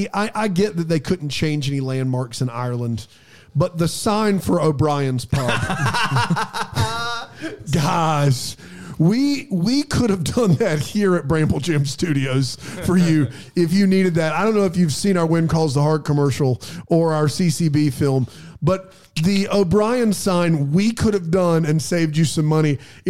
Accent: Melbourne, Victoria, Australia; Well, I'm from Australia. Melbourne, mate.

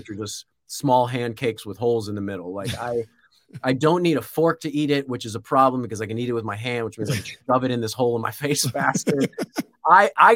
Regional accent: Florida, United States; born or raised there; moved away

